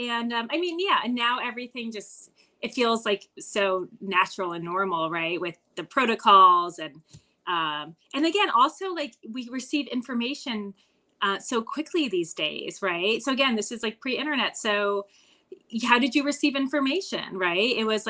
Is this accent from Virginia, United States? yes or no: no; New Jersey, United States; it's a 5,000 person town, and it in New Jersey, and it is a fictionalized version and anagram of my hometown.